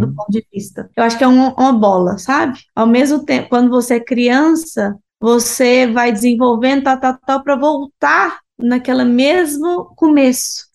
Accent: Brazil; moved away as an adult; now in Barcelona, Spain; nós, né, somos brasileiros

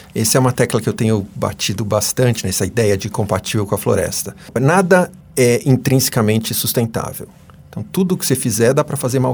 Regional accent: São Paulo, Brazil; moved away as an adult; now in United States; Eu sou paulistano, nascido e criado na, na capital do estado

